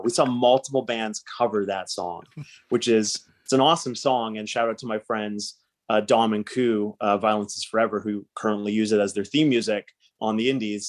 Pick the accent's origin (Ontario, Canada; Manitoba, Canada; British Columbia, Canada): British Columbia, Canada; Surrey; I grew up in Surrey